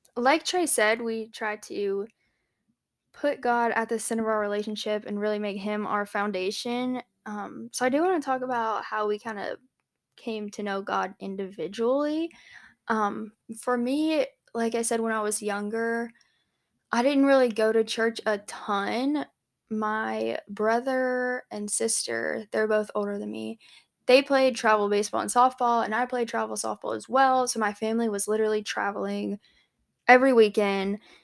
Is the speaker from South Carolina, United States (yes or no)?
yes; Hanahan, South Carolina, United States; moved away as an adult; also born or lived in Johnson City, Tennessee; I'm from Charleston, South Carolina, actually Hanahan, but nobody knows what that is unless you're from around there